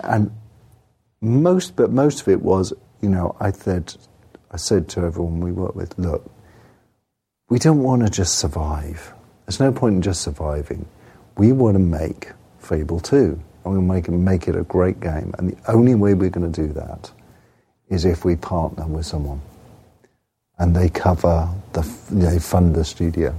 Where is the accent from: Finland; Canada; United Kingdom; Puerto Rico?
United Kingdom; England; I'm English